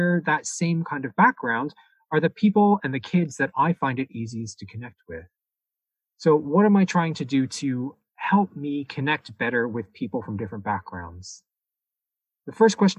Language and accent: English; Toronto, Ontario, Canada; I was born and raised in the city of Toronto